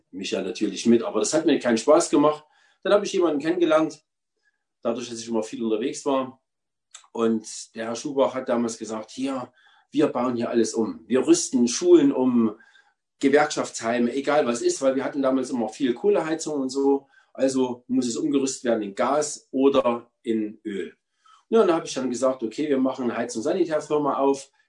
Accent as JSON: {"language": "German", "town": "Wandersleben", "region": "Thuringia", "country": "Germany", "said": "habe Entlassungsgesuch geschrieben bei der Armee und bin dann wieder zurückgegangen nach Thüringen, wo ich herkomme, Gotha, Wandersleben."}